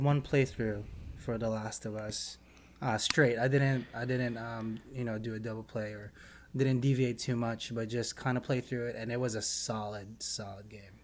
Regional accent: Philippines; being Filipino, Pacific Islander also.

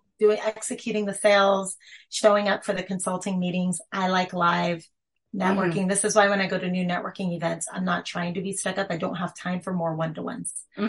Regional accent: California, United States; moved away as an adult; now in Salt Lake City, United States; I'm from California

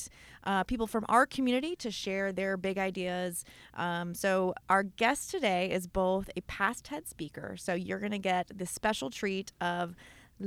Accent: Kansas City, Kansas, United States; I'm from a suburb of Kansas City, Kansas

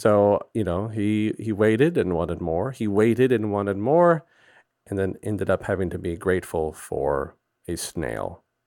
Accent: Gulf Coast, Texas, United States; growing up on the Gulf Coast

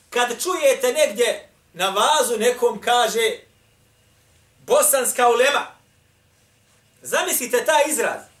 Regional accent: Bosnia & Herzegovina

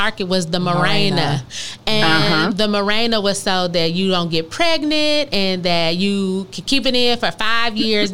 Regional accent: Michigan, United States; moved away; we're from Michigan

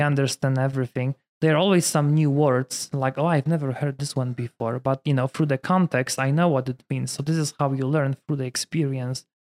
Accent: Poland; English is a second language; moved away as an adult; also born or lived in Michigan, United States; now in Denver, United States; I was born in Poland, different culture.

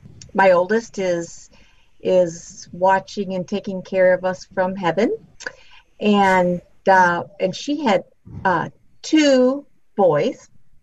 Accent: St. Louis, Missouri, United States; I was born and raised in St. Louis, Missouri. I grew up in Webster Groves

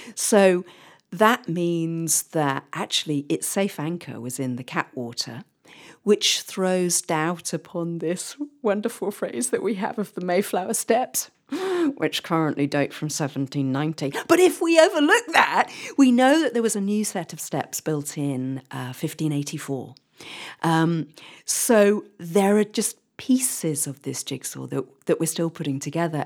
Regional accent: England, United Kingdom; for us as English storytellers, if you like, or English historians

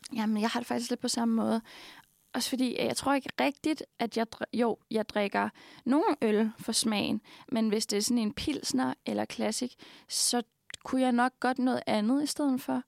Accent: Denmark

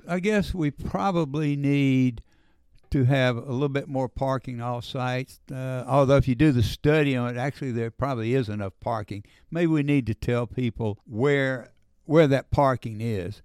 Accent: Oxford, Mississippi, United States; moved away as an adult; also born or lived in New York City; now in Hernando, United States; I grew up in Oxford

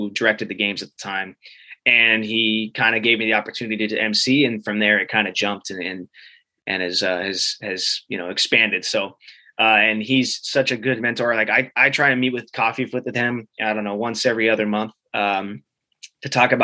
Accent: Elk Grove, California, United States; I'm from Elk Grove

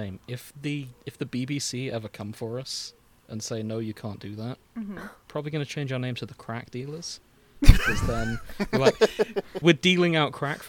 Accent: Hull, Yorkshire and the Humber, United Kingdom; me and Nick are from a town called Hull, which has an H at the start of it.

